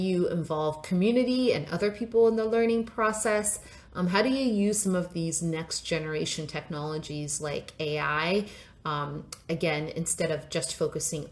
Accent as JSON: {"language": "English", "country": "Nigeria", "tie": "born or raised there", "said": "I was born in Nigeria and grew up there"}